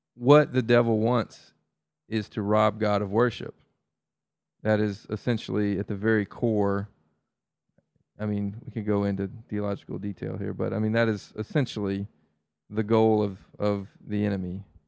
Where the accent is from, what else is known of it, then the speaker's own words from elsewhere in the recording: the South, United States; As a Southerner